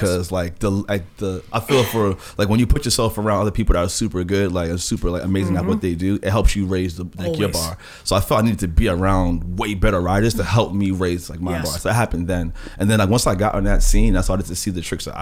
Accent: New York City, New York, United States; growing up in Queens

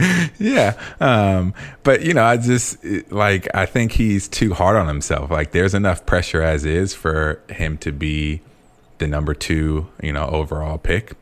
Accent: California, United States; moved away; also born or lived in Chicago; I'm from California.

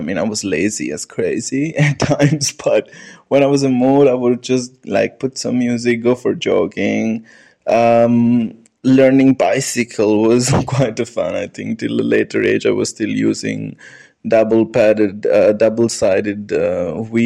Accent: New Delhi, Delhi, India; moved away as an adult; now in Linz, Austria; I was born in New Delhi, India, and I grew up in a society, local area, which near the district called Goal Market or Central Delhi.

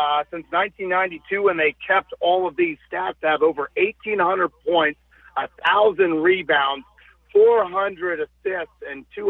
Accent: Dunwoody, Georgia, United States; now in Fort Wayne, United States; my days growing up in Dunwoody and going to Marist High School. So, I love my time in Atlanta

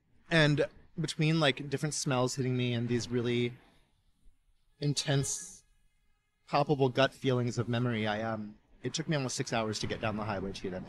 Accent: Dallas, Texas, United States; moved away as an adult; also born or lived in Austin; now in California, United States; And I grew up in the Dallas area and made a little stop in Austin before here, but yeah, I feel like a Californian now.

